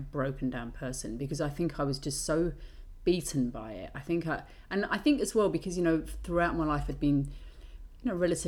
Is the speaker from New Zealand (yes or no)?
no; England, United Kingdom; being British